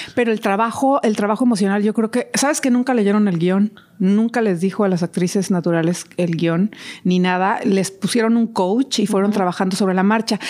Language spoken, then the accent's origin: Spanish; Mexico; yo que soy mexicana